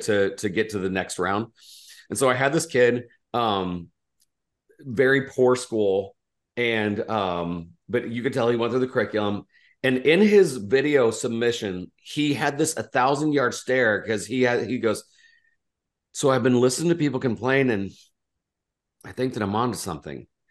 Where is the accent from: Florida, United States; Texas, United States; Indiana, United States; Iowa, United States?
Indiana, United States; I was from Indiana